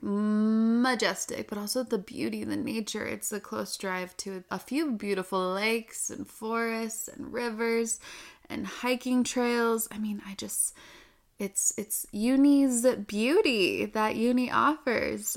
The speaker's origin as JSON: {"language": "English", "region": "Utah", "country": "United States", "said": "I'm from Utah"}